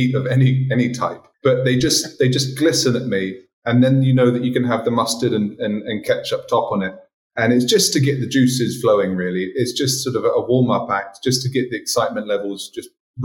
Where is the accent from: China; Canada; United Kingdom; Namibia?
United Kingdom; England; now in Martinique; being an English guy